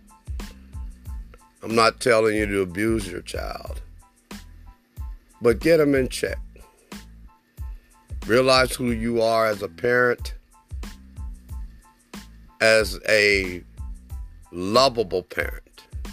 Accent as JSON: {"language": "English", "town": "Oklahoma City", "region": "Oklahoma", "country": "United States", "tie": "born or raised there", "also_born_or_lived": "West Germany", "said": "I grew up in Oklahoma City, Oklahoma, and I graduated from one of the oldest historical black high schools in Oklahoma"}